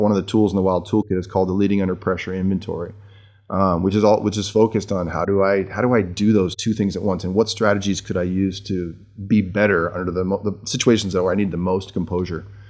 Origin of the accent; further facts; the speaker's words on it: Seattle, Washington, United States; also born or lived in Jackson, Michigan; I was born in, in, uh, Jackson, Michigan, near Spring Arbor University, and moved to Seattle when my parents took